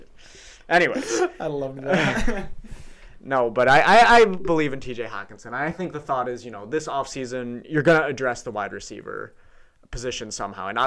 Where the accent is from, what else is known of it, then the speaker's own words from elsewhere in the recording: Mount Pleasant, Michigan, United States; we're all from Mount Pleasant